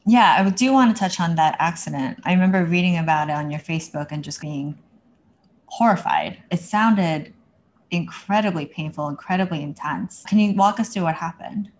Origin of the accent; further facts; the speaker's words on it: New Jersey, United States; I'm from New Jersey.